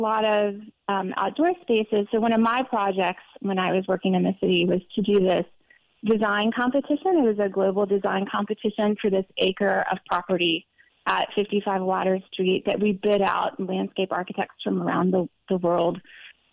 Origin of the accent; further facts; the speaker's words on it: Montgomery, Alabama, United States; moved away as an adult; also born or lived in Mons, Belgium / Virginia / Manhattan, New York; when I was about two or three, my family moved to Alabama